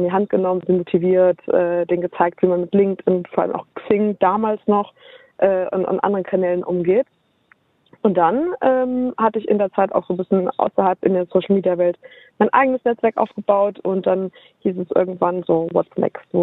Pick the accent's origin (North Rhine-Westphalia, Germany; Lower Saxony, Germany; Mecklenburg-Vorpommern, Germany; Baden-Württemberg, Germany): North Rhine-Westphalia, Germany; Düsseldorf; Düsseldorf, Au. meine Heimat.